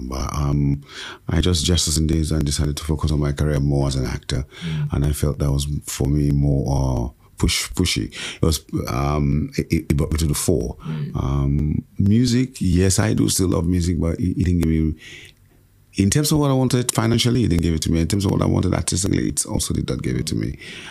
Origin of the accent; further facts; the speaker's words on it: Badagry, Lagos, Nigeria; And so I'm fully from Badagry, Lagos State. My mother is Igbo, and she gave me that name … my father gave me